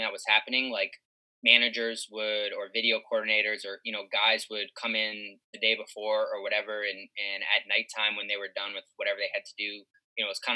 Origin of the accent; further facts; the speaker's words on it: Boston, Massachusetts, United States; moved away as an adult; also born or lived in Madison, Wisconsin; I grew up in Boston, went to Madison, Midwest for college, then came back to Boston